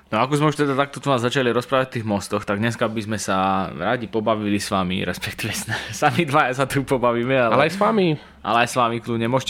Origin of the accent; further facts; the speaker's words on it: Martin, Žilina Region, Slovakia; my akože sme z Martina